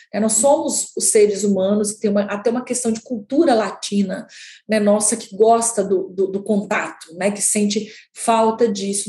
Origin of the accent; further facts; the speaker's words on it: a town in the interior of Minas Gerais, Brazil; moved away; Eu sou de uma cidade do interior de Minas Gerais, né, de 20 mil habitantes